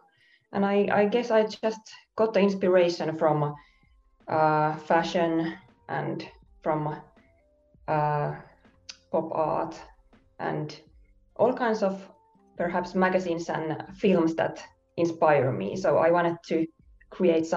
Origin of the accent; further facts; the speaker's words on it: Finland; also born or lived in Helsinki; from Finland. I live in Helsinki